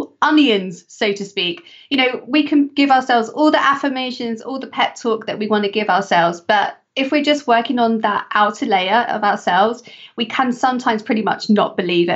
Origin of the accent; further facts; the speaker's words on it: England, United Kingdom; my home country, England